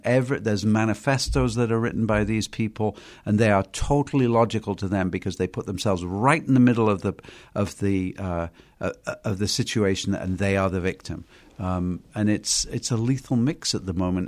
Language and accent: English; United Kingdom; moved away; I'm from Britain.